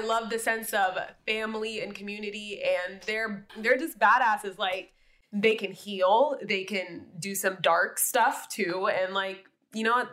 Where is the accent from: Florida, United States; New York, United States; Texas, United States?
Florida, United States; Miami; I'm from Miami, Florida